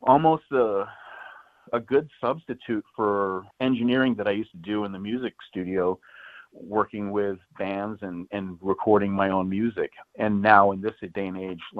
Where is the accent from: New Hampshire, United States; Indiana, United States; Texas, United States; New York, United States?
New Hampshire, United States; also born or lived in Chicago area; now in Chicago, United States; I am originally from New Hampshire